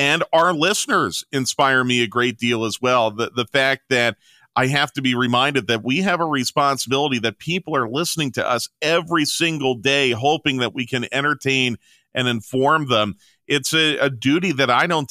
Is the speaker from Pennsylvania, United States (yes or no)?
yes; Philadelphia, Pennsylvania, United States; moved away as an adult; also born or lived in Savannah, Georgia / New Orleans; now in Atlanta, United States; I grew up in Philadelphia, went to Penn State